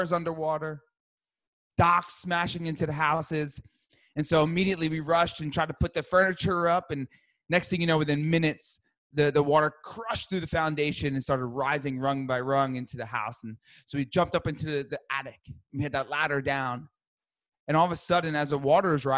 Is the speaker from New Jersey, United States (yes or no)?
yes; New Jersey, United States; I grew up in New Jersey